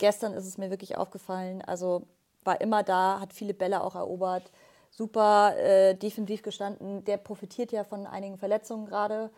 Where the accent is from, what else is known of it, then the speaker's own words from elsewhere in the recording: Bavaria, Germany; mich als Bayerin